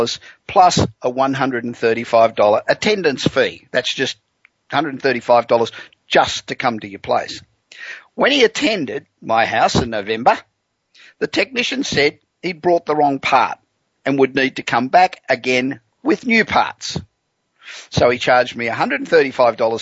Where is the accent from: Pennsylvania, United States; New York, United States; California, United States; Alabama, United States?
California, United States; Los Angeles; we're coming to you from my hometown of Los Angeles